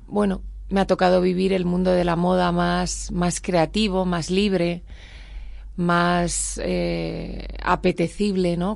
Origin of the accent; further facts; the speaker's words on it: Spain; no soy latina, que soy española